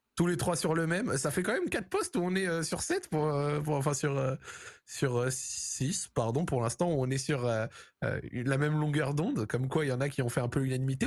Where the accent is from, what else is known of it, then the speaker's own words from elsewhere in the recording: Morocco; also born or lived in France; en tant que Marocain